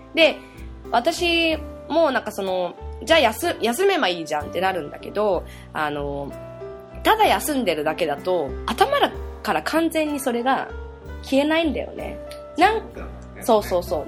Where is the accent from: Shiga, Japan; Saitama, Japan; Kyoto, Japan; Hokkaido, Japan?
Saitama, Japan; moved away; ずっとここで生まれ育ってきた私のこのリビング